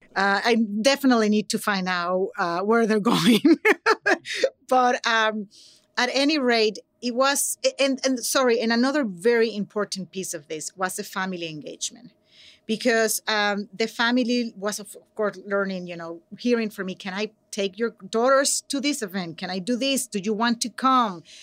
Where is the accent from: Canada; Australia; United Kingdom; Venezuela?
Venezuela; English is a second language; now in San Francisco, United States; I'm from Venezuela, so, um, I'm an immigrant and an English language learner, proud.